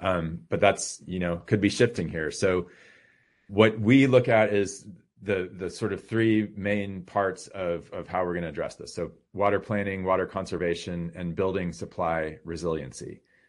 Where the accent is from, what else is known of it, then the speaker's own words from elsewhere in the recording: Austin, Texas, United States; when I grew up in Austin